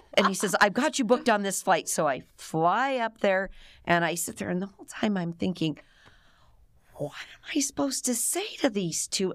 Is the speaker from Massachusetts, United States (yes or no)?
no; Cleveland, Ohio, United States; moved away as an adult; I was born and raised in Cleveland, Ohio, suburbs of Cleveland